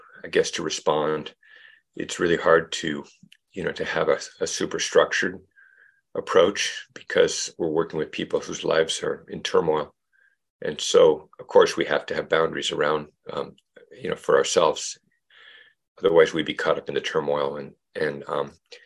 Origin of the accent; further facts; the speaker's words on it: Mercer Island, Washington, United States; also born or lived in Central America / Montpellier, France; now in Burlington, United States; I grew up on Mercer Island